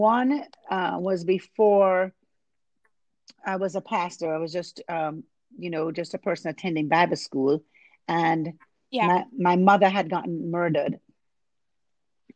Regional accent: Jamaica; moved away as an adult; now in Arlington, United States; I was born and raised in Jamaica

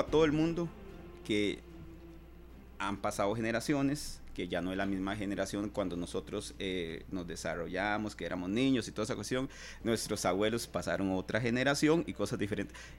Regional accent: Costa Rica; como costarricense que soy

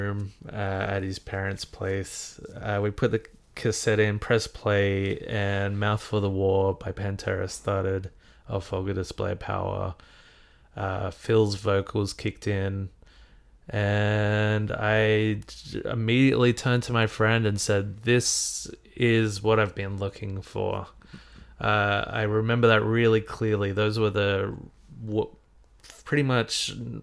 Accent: Australia; a couple of Aussies

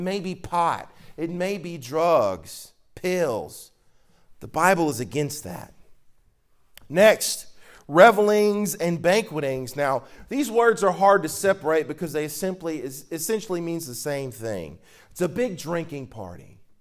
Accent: Mississippi, United States; I'm from Mississippi

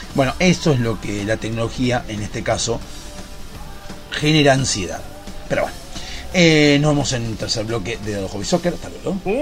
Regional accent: Argentina

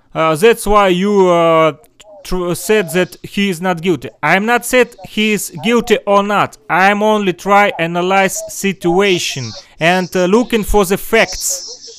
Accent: Russia; English is a second language; I'm far from New York. I'm far from USA. I'm from Russia.

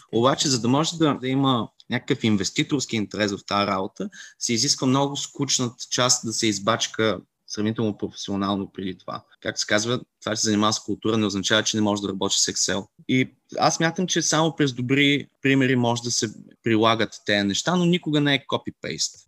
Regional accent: Stara Zagora, Stara Zagora Province, Bulgaria; moved away as an adult; now in Plovdiv, Bulgaria; Аз съм от Стара Загор. И ми е много сложно на този въпрос да ти отговоря, но преди 15 години горе-долу се преместих в Пловдив

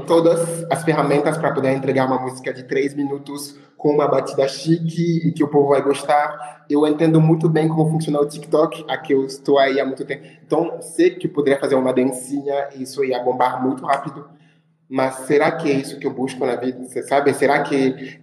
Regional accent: Créteil, Île-de-France, France; Portuguese is a second language; moved away as an adult; also born or lived in Ivory Coast; now in Brazil; no bairro onde eu nasci e cresci, assim, em Créteil, que é na França, que é um bairro de Paris

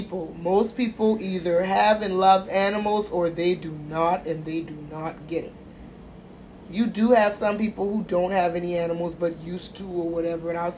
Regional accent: United States; I'm American

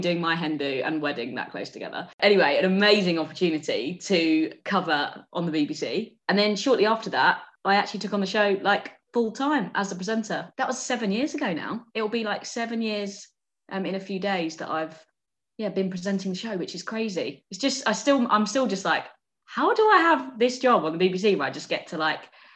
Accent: Kent, South East England, United Kingdom; I'm from Kent

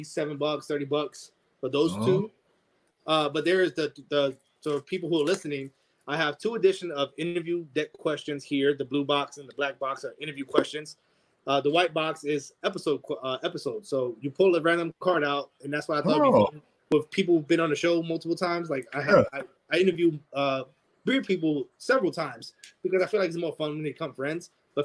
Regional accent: South Carolina, United States; No, man. I grew up in South Carolina when I was a kid. So the story with my grandfather, it's in South Carolina. He had a ranch.

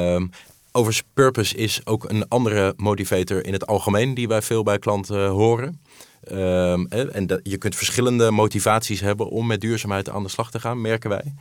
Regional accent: Netherlands; Ik ben van Nederland

